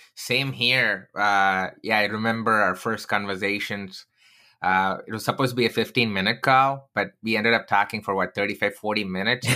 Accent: Chennai, Tamil Nadu, India; moved away; I grew up in Chennai

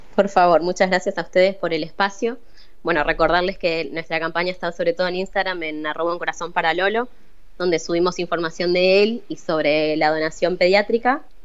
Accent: Paraná, Entre Ríos, Argentina; moved away as an adult; now in Rosario, Argentina; Yo soy de Paraná. Eh, después, bueno, me fui a vivir a Rosario por mis estudios

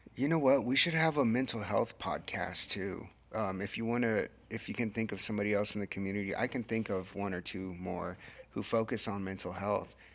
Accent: Corpus Christi, Texas, United States; now in Kerrville, United States; I wasn't born here. I was born in Corpus and then, you know, we found our way over here.

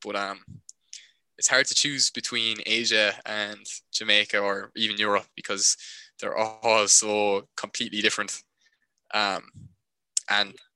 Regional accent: Ireland; we're from Ireland

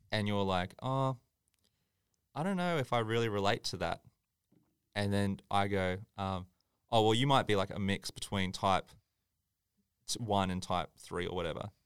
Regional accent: Tweed Heads, New South Wales, Australia; I grew up in Tweed

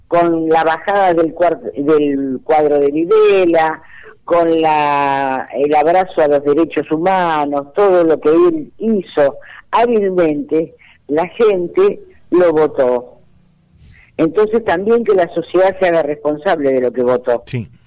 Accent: Argentina; Eh, yo por supuesto, como todo argentino, deseo que Alberto Fernández termine su mandato.

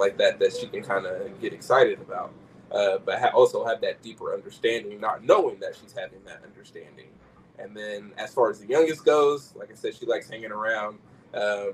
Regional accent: Sacramento, California, United States; growing up in Sacramento

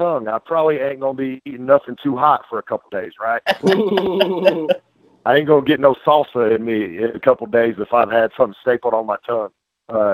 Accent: Tennessee, United States; I'm from Tennessee

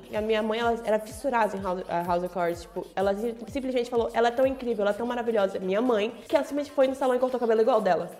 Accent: Manaus, Amazonas, Brazil; como amazonense, como manauara e como brasileira

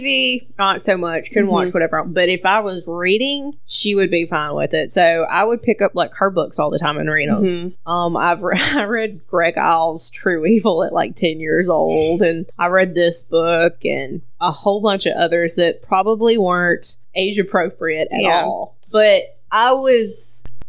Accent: Mississippi, United States; we're from Mississippi

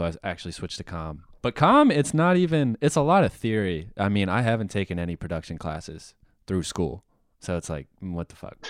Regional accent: Raleigh, North Carolina, United States; I'm from Raleigh.

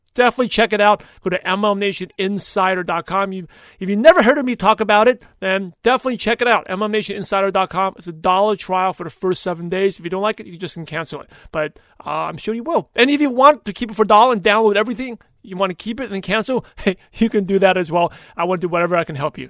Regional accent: New York, United States; growing up in New York

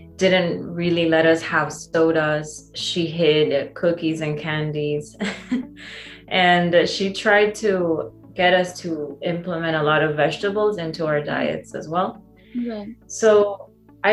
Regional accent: San Pedro Sula, Cortés, Honduras; I grew up in Honduras, which is a very small country in Central America.

